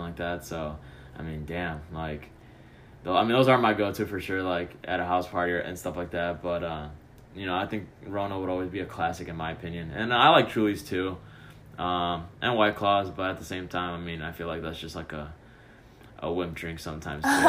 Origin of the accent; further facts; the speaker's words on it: Chicago, Illinois, United States; now in Addison, United States; I'm from Chicago